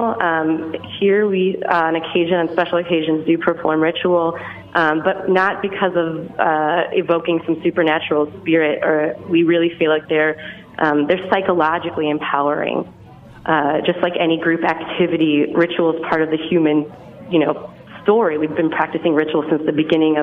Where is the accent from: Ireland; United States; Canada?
United States; Detroit, Michigan; I'm from Detroit